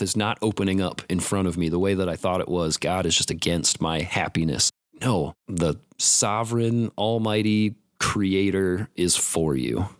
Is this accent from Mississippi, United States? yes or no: no; Warsaw, Indiana, United States; moved away as an adult; now in Mankato, United States; I'm from Warsaw, Indiana, originally